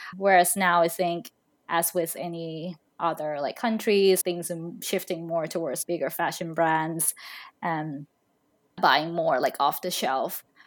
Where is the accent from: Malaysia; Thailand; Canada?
Thailand; now in Seattle, United States; I'm originally from Thailand, but now I'm currently living in Seattle.